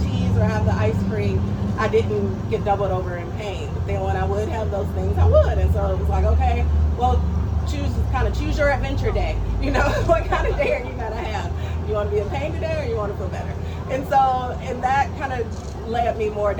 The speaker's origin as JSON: {"language": "English", "town": "Atlanta", "region": "Georgia", "country": "United States", "tie": "born or raised there", "said": "I'm originally from Atlanta, Georgia. Grew up with traditional Southern cooking at home"}